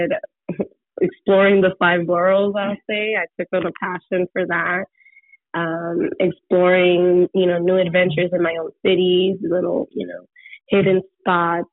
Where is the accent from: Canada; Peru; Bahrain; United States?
United States; New York City, New York; I come from the Bronx, and my family's from the Dominican Republic